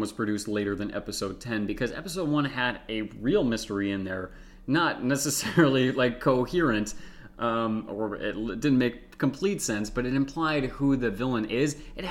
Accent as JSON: {"language": "English", "country": "United States", "said": "I'm an American"}